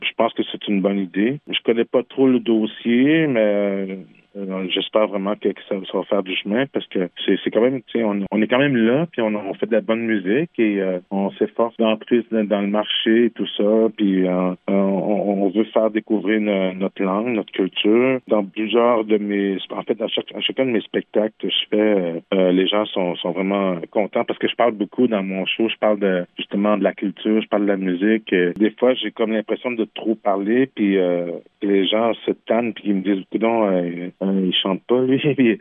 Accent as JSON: {"language": "French", "region": "Quebec", "country": "Canada", "tie": "born or raised there", "also_born_or_lived": "Montreal", "first_language": "French", "said": "j'ai grandi au Québec dans un petit village qui s'appelle Manceau. J'ai grandi dans un village québécois."}